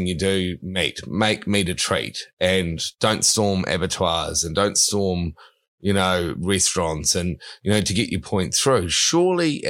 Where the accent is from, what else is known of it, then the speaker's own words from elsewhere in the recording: South Island, New Zealand; I'm from the South Island of New Zealand. You can't see, but out there are mountains full of sheep, cattle, deer, and that's the way we've grown up here.